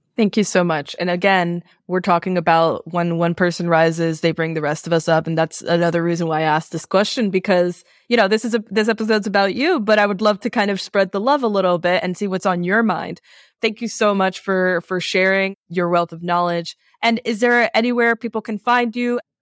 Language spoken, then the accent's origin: English; New York City, New York, United States; also born or lived in Queens; I grew up in New York and I grew up in a Latin family